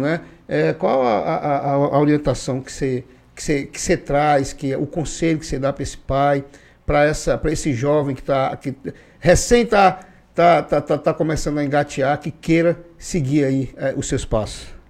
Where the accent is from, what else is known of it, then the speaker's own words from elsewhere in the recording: Acre, Brazil; eu sou acriano